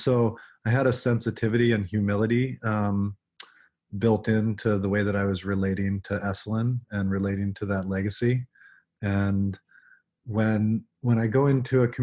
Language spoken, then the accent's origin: English; Alaska, United States; moved away as an adult; also born or lived in Bay Area, California / Big Sur, California; growing up in Alaska, there was this sense of reverence for the raw power of nature.